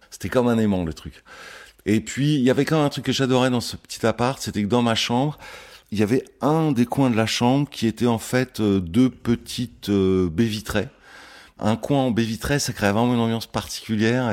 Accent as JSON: {"language": "French", "town": "Le Plessis-Bouchard", "region": "Île-de-France", "country": "France", "tie": "born or raised there", "lives_now": "Paris, France", "said": "j'ai grandi en Île-de-France"}